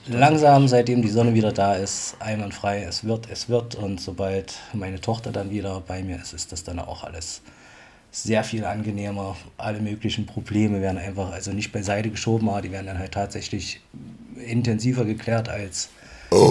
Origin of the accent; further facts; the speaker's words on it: Bad Blankenburg, Thuringia, Germany; bei uns im Jugendclub saßen in Bad Blankenburg noch, wo ich herkomme